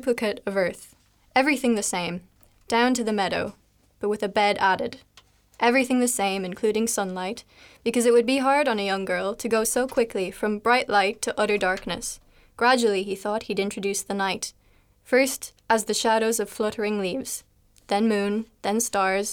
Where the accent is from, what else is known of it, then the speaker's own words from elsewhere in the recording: Ireland; first language English; moved away as an adult; now in Leuven, Belgium; I'm from Ireland, and I've come to Leuven to study